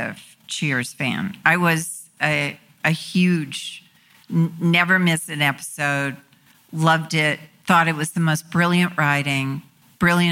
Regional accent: North Little Rock, Arkansas, United States; moved away; North Little Rock, where I grew up in Arkansas.

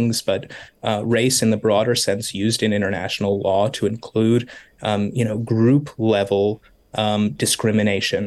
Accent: United States; moved away as an adult; now in Jerusalem, Israel; as an American

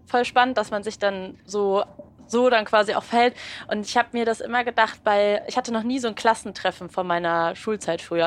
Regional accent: Berlin, Germany; Ich komme aus Berlin und ich bin wirklich, also ich bin nicht rausgekommen von da, wo ich herkomme. Ich komme aus einem Ort und ich habe mich in dem kaum weiter bewegt.

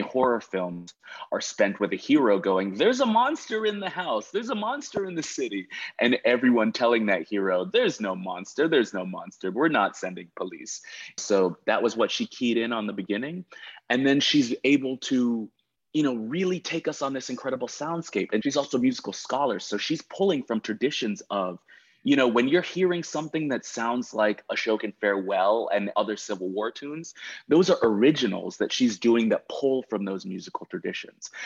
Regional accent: United States; moved away as an adult; also born or lived in Massachusetts / New York / New Orleans; I grew up in Massachusetts and New York

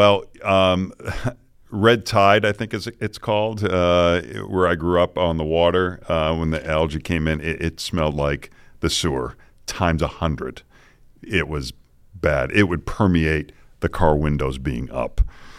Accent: Boston, Massachusetts, United States; But when I was growing up in Boston, it got said a lot by all of us, all the time.

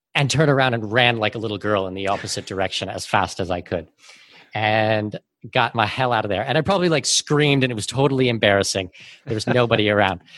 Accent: Canada; moved away as an adult; also born or lived in Abu Dhabi / Singapore; now in Panama City, Panama; I'm Canadian with Danish heritage

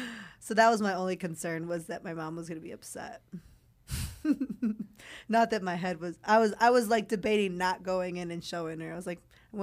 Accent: California, United States; Well, growing up, I did. I mean, because I'm from California.

